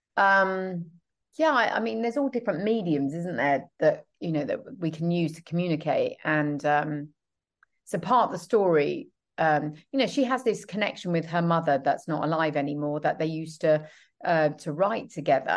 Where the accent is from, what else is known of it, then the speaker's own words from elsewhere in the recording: United Kingdom; I'm British